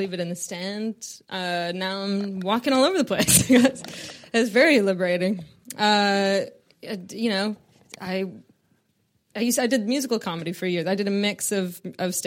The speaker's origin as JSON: {"language": "English", "country": "Canada", "said": "I'm from Canada"}